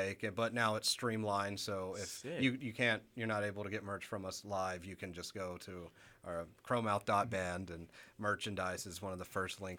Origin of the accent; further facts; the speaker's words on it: Hoover, Alabama, United States; I'm from Hoover, and so I grew up going to Crawfish Boil City Stages.